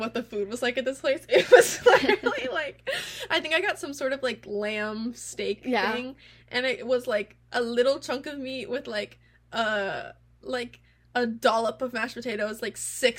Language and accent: English; United States; we're American.